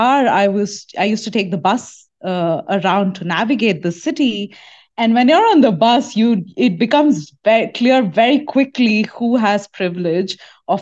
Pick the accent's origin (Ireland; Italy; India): India; moved away as an adult; now in United States; growing up in India